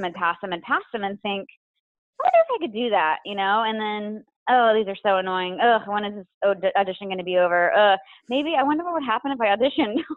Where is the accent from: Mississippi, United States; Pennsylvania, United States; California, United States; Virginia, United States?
Virginia, United States; Roanoke; I grew up in Virginia in a town called Roanoke